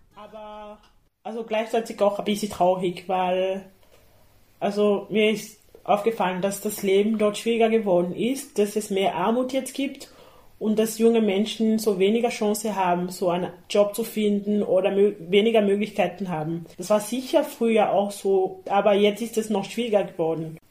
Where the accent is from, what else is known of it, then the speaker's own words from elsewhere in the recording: Cameroon; now in Austria; ich liebe Kamerun, das ist eher meine Heimat